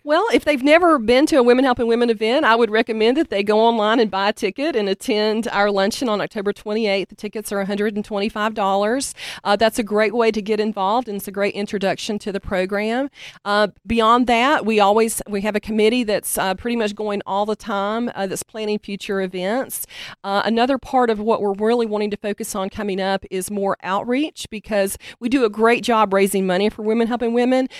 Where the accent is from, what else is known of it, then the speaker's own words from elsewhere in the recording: Hendersonville, North Carolina, United States; I'm from Hendersonville. I was actually born at Pardee